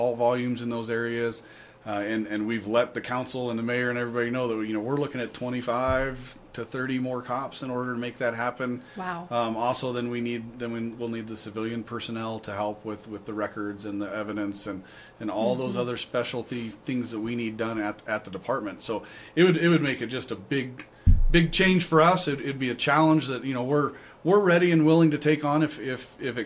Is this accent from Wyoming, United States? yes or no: yes; Torrington, Wyoming, United States; moved away as an adult; also born or lived in South Dakota; now in Cheyenne, United States; growing up in Torrington, there was no club sports